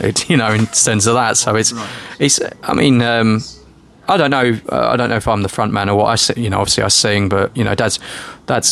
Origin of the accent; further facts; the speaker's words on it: Suffolk, East of England, United Kingdom; we're from Suffolk